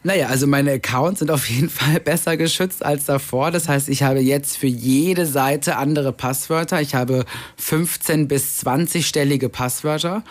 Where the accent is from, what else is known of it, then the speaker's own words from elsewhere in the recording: Germany; also born or lived in Vienna, Austria / Cologne, Germany; now in Berlin, Germany; als schwarzer Piefke, also als Deutscher